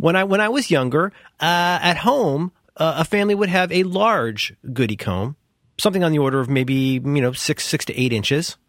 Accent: Cincinnati, Ohio, United States; I grew up in Cincinnati, where we had a really good public school system

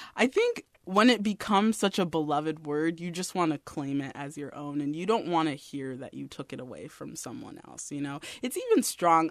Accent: San Jose, California, United States; I grew up here. I grew up in San Jose.

